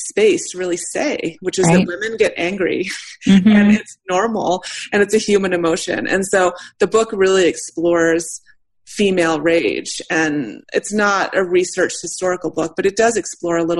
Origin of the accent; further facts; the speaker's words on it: United States; I'm white, I'm straight, I'm American and middle class